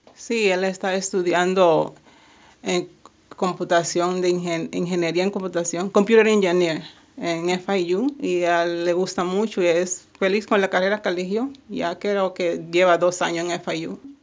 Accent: Haina, San Cristóbal, Dominican Republic; now in Miami, United States; Yo soy de Jaina, República Dominicana, y sí, siempre extraño mucho

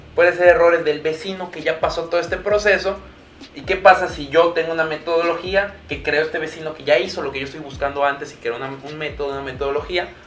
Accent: Mexico

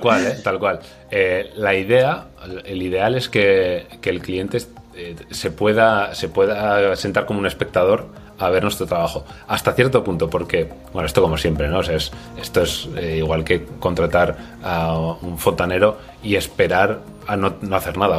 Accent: Navarre, Spain; now in Valencia, Spain; soy navarro, como Santana, pero vivo en Valencia

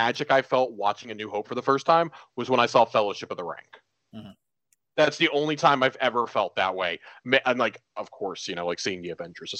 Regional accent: Texas, United States; I'm from Texas

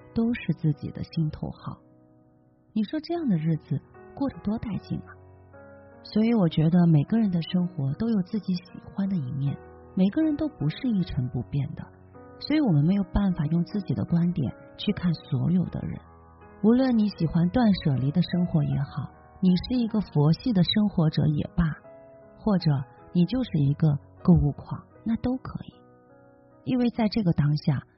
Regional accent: China; 我们中国人

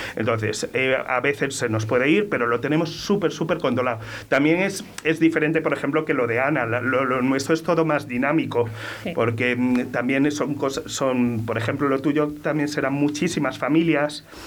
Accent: Torremolinos, Andalusia, Spain; also born or lived in Venezuela; criados en Málaga, en Torremolinos

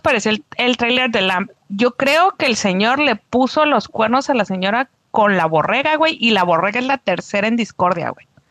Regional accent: Tijuana, Baja California, Mexico; moved away as an adult; now in Mexicali, Mexico; Soy, soy cachanilla por adopción. Ya tengo 10 años aquí, cumplí 10 años hace unos días, pero soy de Tijuana

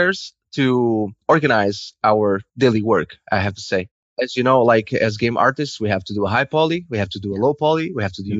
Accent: Lisbon, Portugal; moved away as an adult; now in Spain; I'm from Portugal. I'm from Lisbon, but I work in Spain

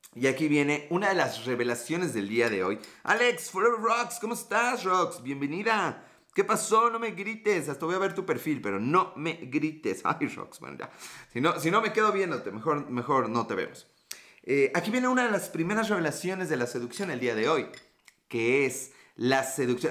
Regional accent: Mexico; Yo soy de México, a dos horas de la Ciudad de México

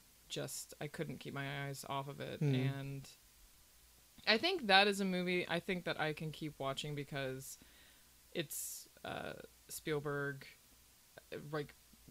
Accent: Williamsport, Pennsylvania, United States; now in Pittsburgh, United States; I'm actually from Williamsport, Pennsylvania.

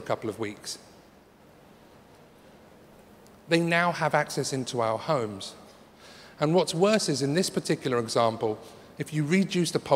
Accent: London, United Kingdom; I'm from London

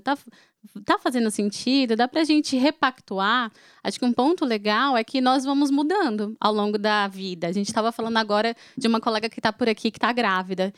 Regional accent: Fortaleza, Ceará, Brazil; eu sou de Fortaleza

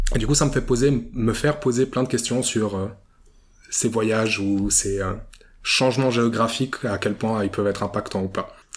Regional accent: Vevey, Vaud, Switzerland; Moi, je suis né à Vevey, j'ai grandi à Vevey et pour l'instant, j'en suis pas parti.

